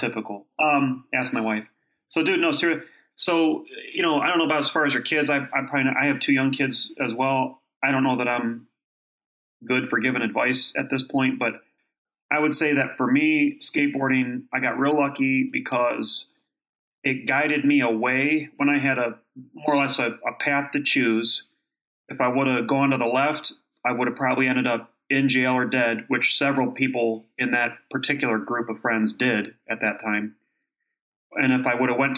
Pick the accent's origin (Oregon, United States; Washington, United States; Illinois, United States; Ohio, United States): Ohio, United States; Kent; moved away; I grew up in Ohio